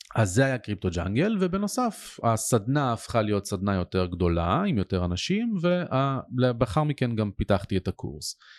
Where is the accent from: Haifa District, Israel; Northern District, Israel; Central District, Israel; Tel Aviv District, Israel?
Central District, Israel; Ness Ziona; גדלתי את רוב שנותיי בנס ציונה